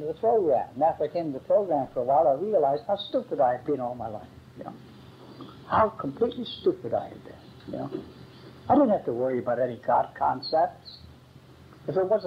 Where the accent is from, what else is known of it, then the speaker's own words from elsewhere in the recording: Philadelphia, Pennsylvania, United States; also born or lived in Great Britain; if you've ever been in Philadelphia or met a Philadelphia lawyer, that is where the best shysters are. And that was my hometown